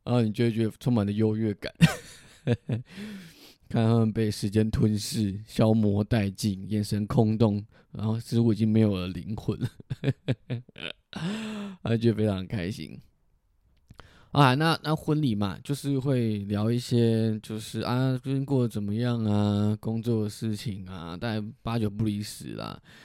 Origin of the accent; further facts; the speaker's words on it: southern Taiwan, Taiwan; 溜了一下台语，哦，证明我是南部人